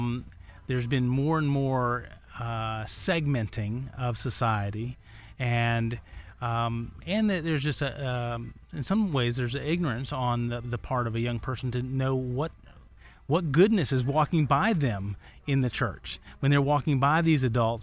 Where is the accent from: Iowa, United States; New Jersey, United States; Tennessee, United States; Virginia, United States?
Tennessee, United States; Chattanooga; I hail from the scenic city of the South, Chattanooga, Tennessee.